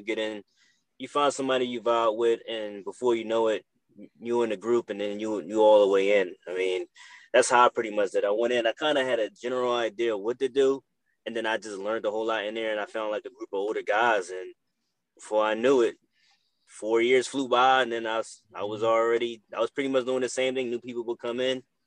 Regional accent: Philadelphia, Pennsylvania, United States; now in Los Angeles, United States; I'm based out of Los Angeles right now, but I'm from Philadelphia

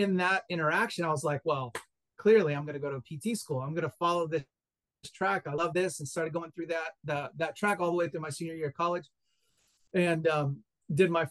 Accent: East Tennessee, United States; also born or lived in Greenville, South Carolina; I grew up in East Tennessee, so not too far from where you are now

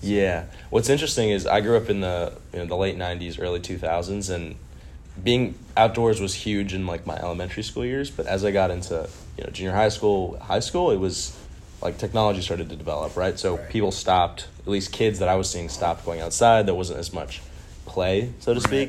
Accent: Orange County, California, United States; where I grew up in Orange County

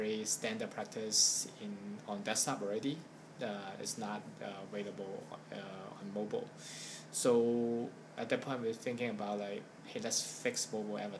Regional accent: Hong Kong; I'm from Hong Kong

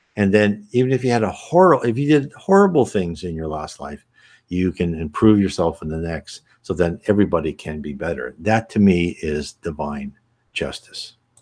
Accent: United States; I was born and raised in the United States

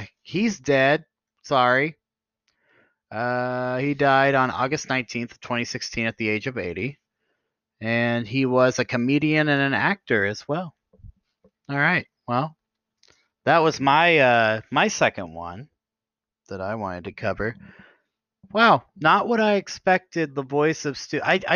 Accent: Kentucky, United States; now in Ohio, United States; I'm originally from Kentucky

